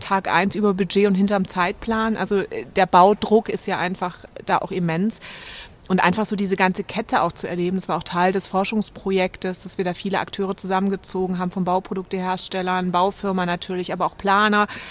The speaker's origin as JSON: {"language": "German", "town": "Böblingen", "region": "Baden-Württemberg", "country": "Germany", "tie": "born or raised there", "also_born_or_lived": "Giessen", "said": "ich bin aufgewachsen bei Stuttgart in Böblingen, also 20 Kilometer von Stuttgart entfernt"}